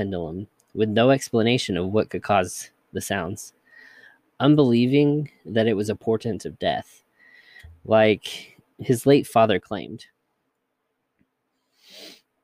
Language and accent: English; United States; accent: Georgia-Kentucky hybrid; also born or lived in Georgia / Kentucky; a Georgia-Kentucky hybrid, whatever my accent is